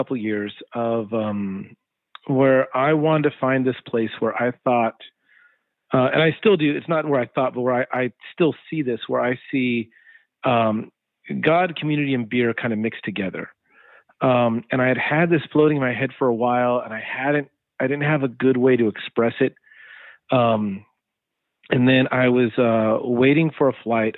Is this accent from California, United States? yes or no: yes; California, United States; now in Texas, United States; I'm not a Texan. I'm a Californian through and through that lives in Texas.